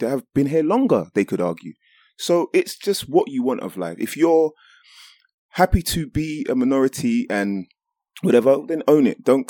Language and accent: English; Jamaica; The fact that, okay, me as a Jamaican guy back now, I can get up and down to Ochi easier.